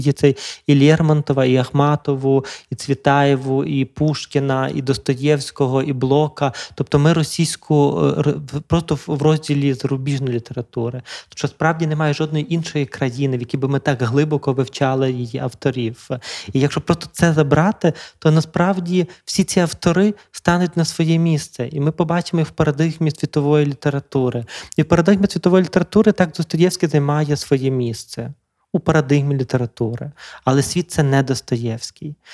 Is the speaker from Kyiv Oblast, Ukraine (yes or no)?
no; Drohobych, Lviv Oblast, Ukraine; я народився на Львівщині в Другобичі, славному місті